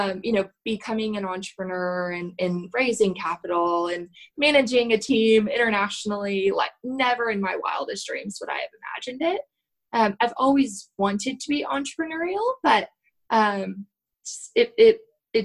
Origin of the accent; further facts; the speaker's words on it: Oklahoma, United States; now in Texas, United States; I'm from Oklahoma